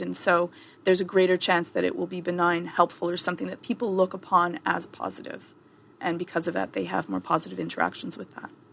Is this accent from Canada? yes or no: yes; Canada; I'm Canadian